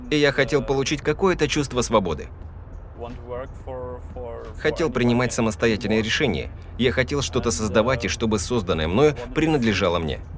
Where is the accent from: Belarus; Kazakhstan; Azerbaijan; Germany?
Germany; now in Dubai, United Arab Emirates; Я немец